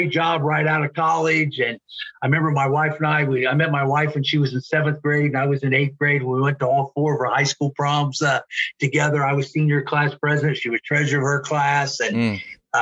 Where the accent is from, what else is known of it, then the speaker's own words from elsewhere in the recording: Cincinnati, Ohio, United States; now in Florence, Kentucky, United States; I grew up in Cincinnati, north of Cincinnati, live in Florence, Kentucky. Now it's just a few miles south of Cincinnati, but grew up north of Cincinnati